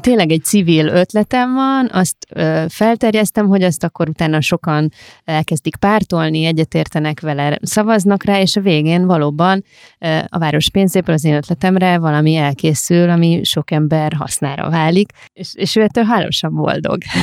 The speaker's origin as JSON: {"language": "Hungarian", "region": "Budapest", "country": "Hungary", "said": "mi Budapestek"}